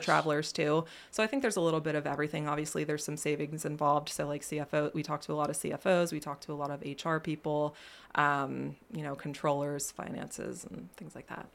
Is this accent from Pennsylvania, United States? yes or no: yes; Millersburg, Pennsylvania, United States; I was born and raised in Millersburg, Pennsylvania